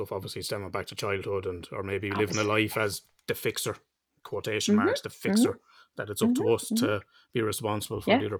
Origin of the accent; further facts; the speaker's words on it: Ireland; We're Irish.